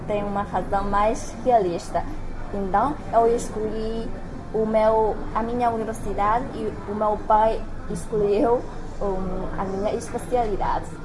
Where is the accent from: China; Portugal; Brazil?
China; Henan; Portuguese is a second language; moved away; os hábitos e costumes da minha terra natal são muito diferentes dos outros lugares da província de Henan